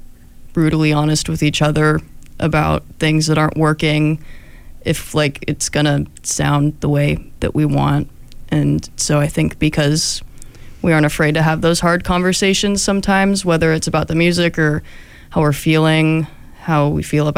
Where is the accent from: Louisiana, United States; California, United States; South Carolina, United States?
California, United States; Sacramento; now in Eugene, United States; my hometown of Sacramento